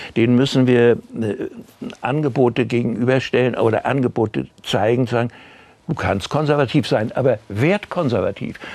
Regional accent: Germany; wir Deutsche

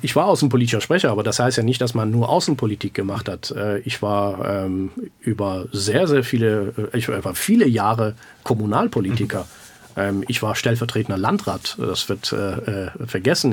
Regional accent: Grevenbroich, North Rhine-Westphalia, Germany; also born or lived in Iran; ich bin im Iran geboren, aber ich, ich, bin ein Deutscher, ich bin äh, ein Grevenbrocher

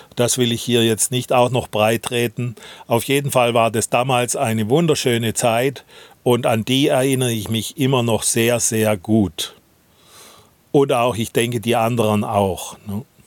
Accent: Swabia, Baden-Württemberg, Germany; accent: Swabian; moved away as an adult; also born or lived in Leipzig; Unser schwäbischer Dialekt

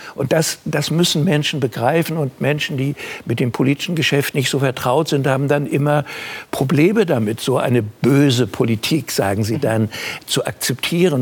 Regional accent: Germany; ich bin im Krieg geboren und gehöre zu den Deutschen

